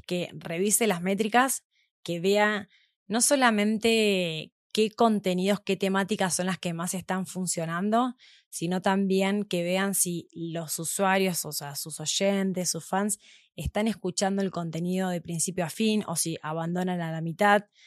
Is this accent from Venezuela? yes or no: no; Argentina; moved away as an adult; also born or lived in Mexico; now in Mexico City, Mexico; soy argentina. Estoy viviendo acá hace ya seis meses aproximadamente